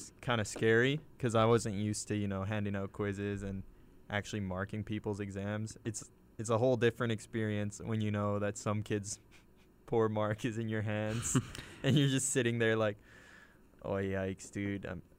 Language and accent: English; Osaka, Japan; accent: Osaka dialect (Japanese)